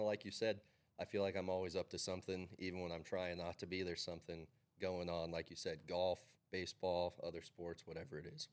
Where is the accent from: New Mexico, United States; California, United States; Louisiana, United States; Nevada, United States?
Nevada, United States; Carson City; Growing up in Carson City